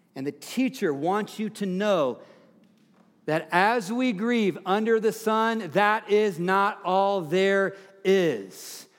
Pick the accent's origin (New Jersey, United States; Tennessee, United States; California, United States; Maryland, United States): Tennessee, United States; now in Fort Collins, United States; Tennessee, my home state